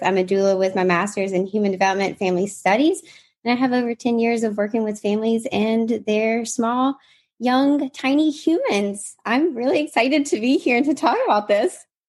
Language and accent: English; Mississippi, United States; I grew up in Mississippi, so I grew up on a farm